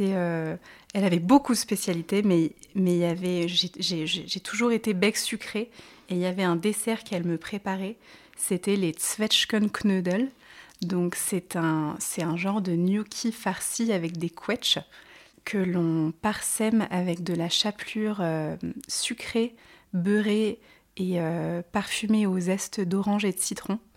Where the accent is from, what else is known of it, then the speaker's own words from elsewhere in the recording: Grenoble, Auvergne-Rhône-Alpes, France; j'ai grandi à, à Grenoble, au cœur des Alpes, donc j'ai toujours été passionnée de nature et de montagne. j'ai des origines allemandes, ma grand-mère était allemande